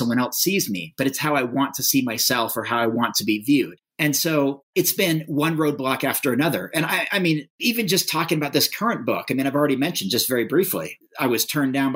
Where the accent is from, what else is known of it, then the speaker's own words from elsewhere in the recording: United States; I'm a white male growing up in America